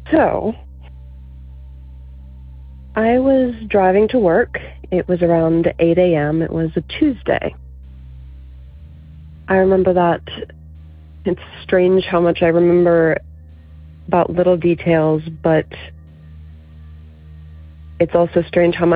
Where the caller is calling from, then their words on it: Virginia, United States; I'm from Virginia.